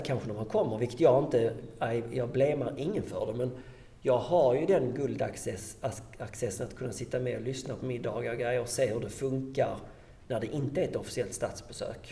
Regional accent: Sweden; jag kom ju från Sverige

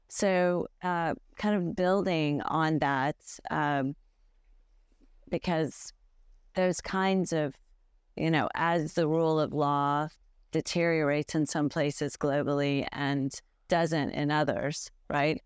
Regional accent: United States; as an American lawyer

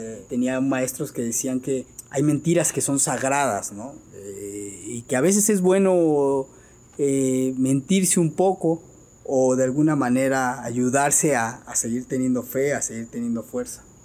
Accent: Mexico; como mexicanos tenemos

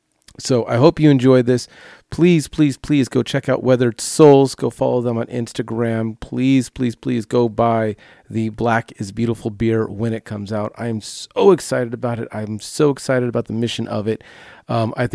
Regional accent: Long Beach, California, United States; I grew up in the Long Beach area

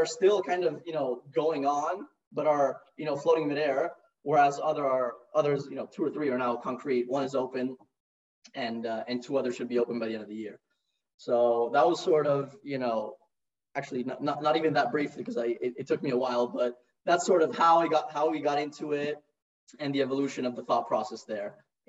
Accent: Paris, Île-de-France, France; accent: American; also born or lived in Rome; So I grew up in Paris, actually. I'm 100% Italian, born in Rome, but only lived there for a year.

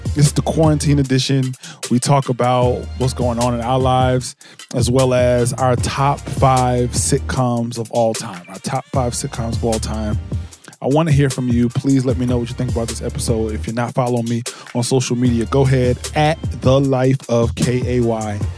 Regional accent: New Jersey, United States; I'm from Jersey

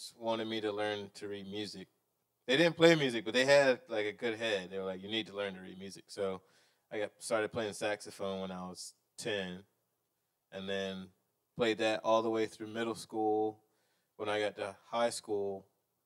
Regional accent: Jacksonville, Florida, United States; I'm from Jax

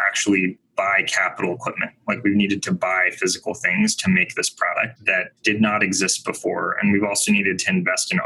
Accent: Bay Area, California, United States; I grew up in the Bay Area

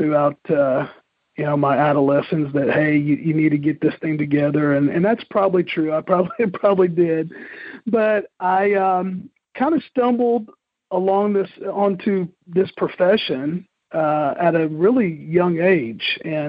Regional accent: Moore, Oklahoma, United States; I grew up in Moore, Oklahoma, the town that's famous for tornadoes and also Toby Keith, and grew up there.

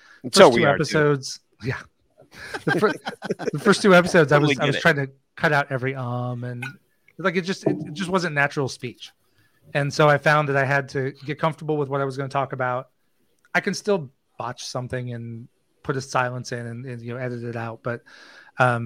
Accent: just north of Des Moines, Iowa, United States; I grew up in Iowa, just north of Des Moines

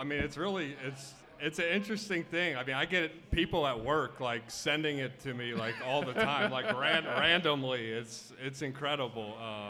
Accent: Fort Wright, Kentucky, United States; Northern Kentucky. So we grew up in Fort Wright. So just right across the river.

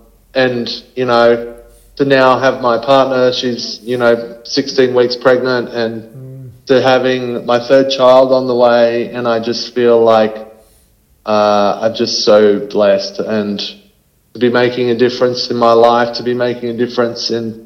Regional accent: Queensland, Australia; moved away; I'm a Queenslander originally

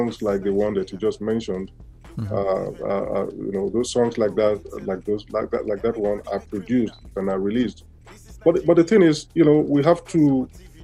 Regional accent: Nigeria; moved away; because I'm Nigerian myself. I grew up in the country

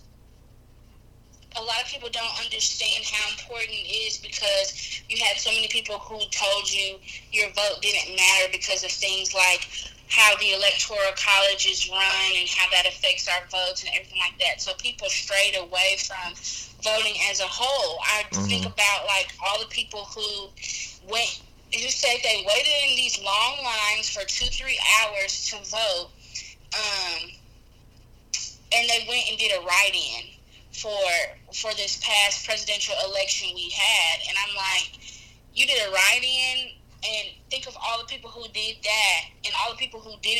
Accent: Memphis, Tennessee, United States; I'm from Memphis, Tennessee

